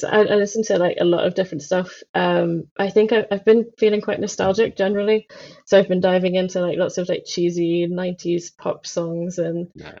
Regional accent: Southend-on-Sea, East of England, United Kingdom; now in London, United Kingdom; I was born in Southend, which is in Essex, a little known place in the east of England.

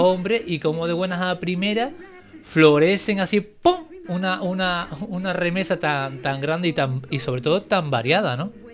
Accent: Cádiz, Andalusia, Spain; now in Santa Cruz de Tenerife, Spain; yo soy andaluz, soy de Cádiz

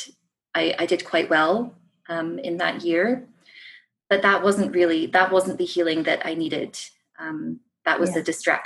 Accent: Scottish Borders, Scotland, United Kingdom; moved away as an adult; now in Canada; I was born and raised in the Scottish Borders, so that is my place of origin. But obviously now I live overseas

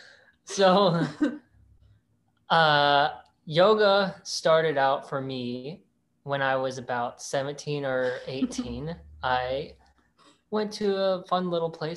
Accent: Ohio, United States; moved away as an adult; I am originally from Ohio and I moved out here like 10 or so years ago

